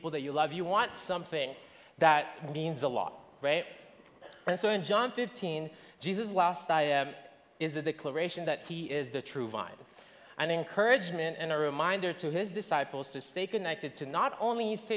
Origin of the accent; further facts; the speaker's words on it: Philippines; now in Alberta, Canada; I'm originally from the Philippines. I moved here when I was in February 2009